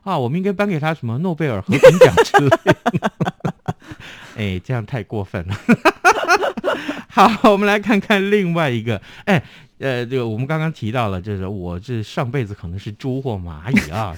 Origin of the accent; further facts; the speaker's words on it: Tainan, Taiwan; 跟我的家乡有关